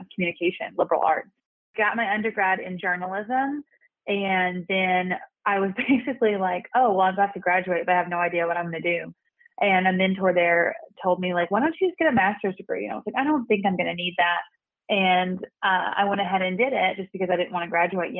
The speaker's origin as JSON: {"language": "English", "town": "Redland", "region": "Oklahoma", "country": "United States", "tie": "born or raised there", "also_born_or_lived": "Fort Smith, Arkansas / Tahlequah, Oklahoma", "said": "I was raised in a community called Redland, Oklahoma"}